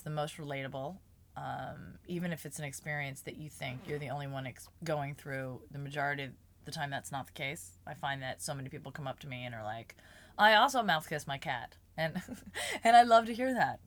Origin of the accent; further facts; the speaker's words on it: New Jersey, United States; moved away; I'm from Jersey